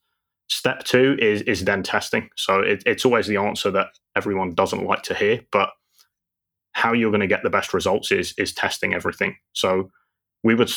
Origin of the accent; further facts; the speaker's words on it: London, United Kingdom; moved away as an adult; now in Dubai, United Arab Emirates; lived in London my whole life, went traveling a few years ago, and now call Dubai home.